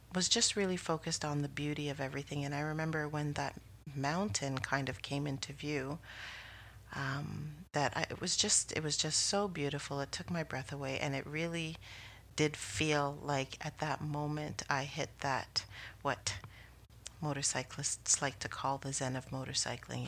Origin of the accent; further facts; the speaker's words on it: Canada; as a Canadian